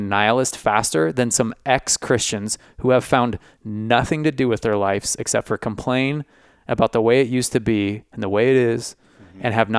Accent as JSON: {"language": "English", "town": "San Francisco", "region": "California", "country": "United States", "tie": "born or raised there", "said": "I grew up in San Francisco, man."}